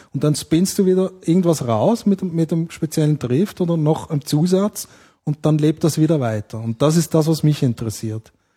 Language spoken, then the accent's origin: German; Switzerland; ich bin Schweizer, also ich bin Schweizer Amerikaner, aber in der Schweiz aufgewachsen